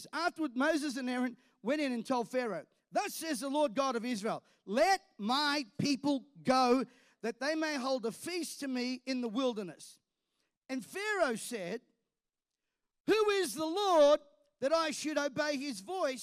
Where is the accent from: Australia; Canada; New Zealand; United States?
Australia